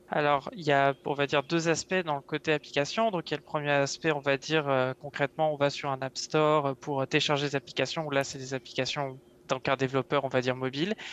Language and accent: French; Yvelines, Île-de-France, France; moved away as an adult; now in Montreal, Canada; je viens euh, des Yvelines, donc à l'ouest parisien.